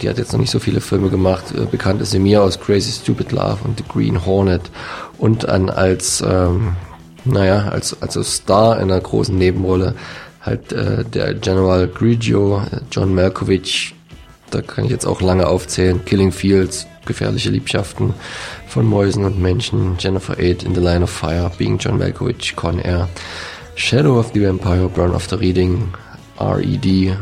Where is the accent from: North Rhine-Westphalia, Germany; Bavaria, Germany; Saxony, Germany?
Saxony, Germany; Dresden; jetzt als Dresdner